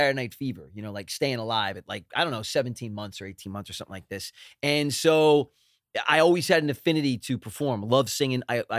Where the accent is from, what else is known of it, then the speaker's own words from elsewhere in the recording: Philadelphia, Pennsylvania, United States; now in Los Angeles, United States; We're from Philly.